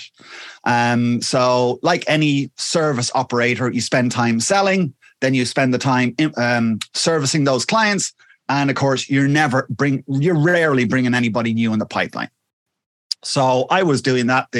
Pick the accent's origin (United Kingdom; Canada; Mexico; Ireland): Ireland; Wexford, Leinster; I'm from a little place called Wexford, which is in the sunny southeast of Ireland